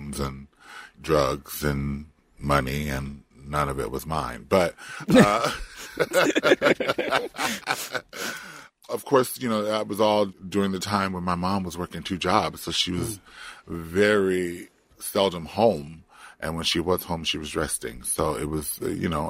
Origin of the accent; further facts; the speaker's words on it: Compton, California, United States; moved away; also born or lived in Florida; I grew up in Compton. If you don't know where that is geographically, that is East Los Angeles County